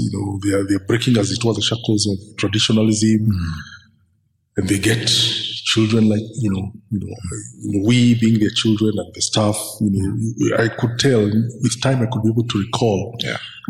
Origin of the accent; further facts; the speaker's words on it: Nairobi, Kenya; I grew up in Eastlands. And back in the 80s, Eastlands, this is like Jericho, this is like Jerusalem, all those, Bahati